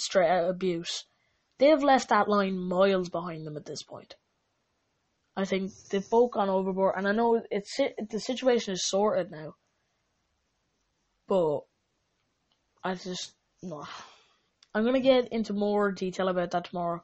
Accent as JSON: {"language": "English", "country": "Ireland", "said": "I'm Irish, just like McGregor is"}